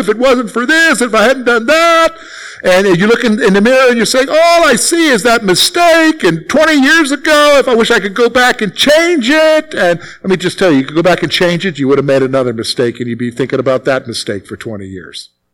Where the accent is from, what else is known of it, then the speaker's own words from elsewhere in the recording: the Carolinas, United States; moved away as an adult; now in Pennsylvania, United States; I'm from the Carolinas. All right? So I'm not from around here.